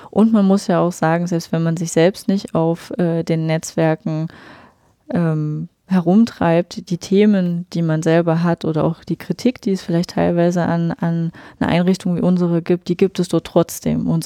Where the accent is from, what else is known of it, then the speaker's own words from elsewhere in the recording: Rudolstadt, Thuringia, Germany; born there; Also ich bin gebürtige Ruderstädterin, bin nach dem Studium wieder hergekommen